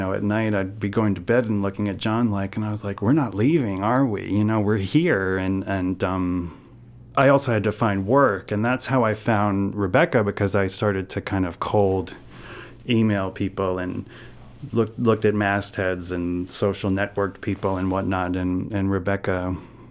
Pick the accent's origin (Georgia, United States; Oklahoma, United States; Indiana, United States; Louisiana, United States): Louisiana, United States; New Orleans; moved away as an adult; also born or lived in New York City, United States; now in Maine, United States; I grew up in New Orleans